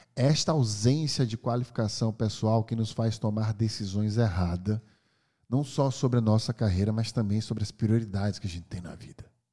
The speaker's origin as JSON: {"language": "Portuguese", "country": "Brazil", "also_born_or_lived": "California, United States", "moved": "yes", "said": "sou brasileiro, hoje eu moro no Brasil"}